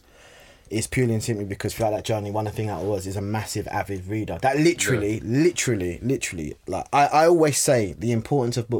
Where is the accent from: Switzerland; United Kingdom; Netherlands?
United Kingdom; London; also born or lived in Coulsdon; I'm originally from Hackney